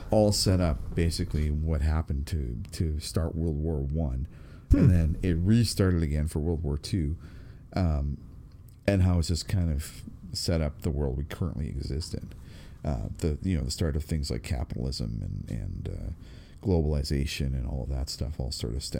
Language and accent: English; Canada; being Canadian